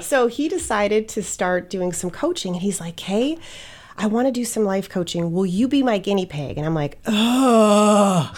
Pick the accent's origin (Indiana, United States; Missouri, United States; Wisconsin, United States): Wisconsin, United States; moved away as an adult; also born or lived in Scottsdale, Arizona; I grew up in Wisconsin